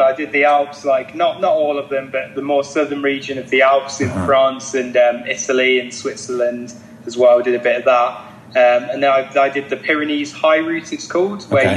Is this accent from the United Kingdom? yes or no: yes; Leicester, East Midlands, United Kingdom; I'm from Leicester in England